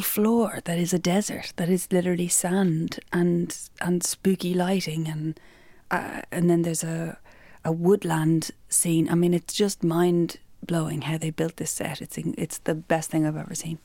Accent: Ireland; we're Irish

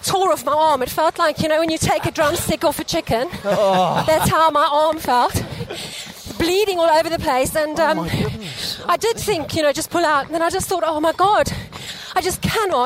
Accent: Pretoria, Gauteng, South Africa; moved away as an adult; I was born in Pretoria, and I lived there for 24 years.

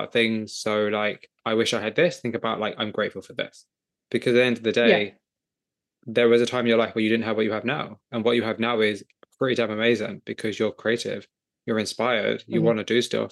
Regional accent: England, United Kingdom; I'm just some guy from England

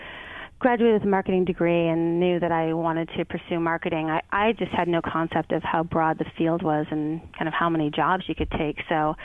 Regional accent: Boston, Massachusetts, United States; and then back home to my hometown of Boston, where I worked at Hill Holliday and Digitas.

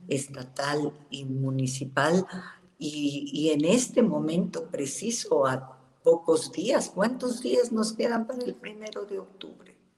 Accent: Mexico; somos los mexicanos

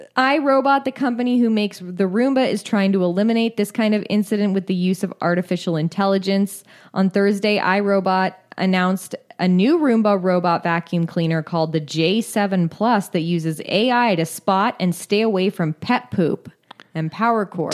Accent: California, United States

